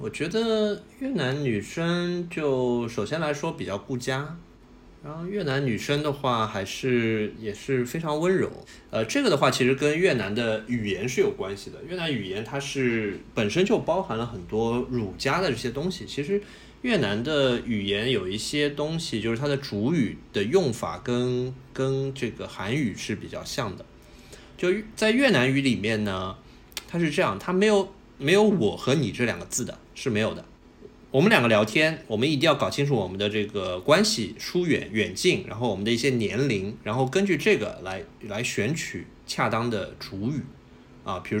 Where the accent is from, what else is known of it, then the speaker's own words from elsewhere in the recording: China; 所以也是为什么我们中国人那时候看韩剧会有一种很暖心的感觉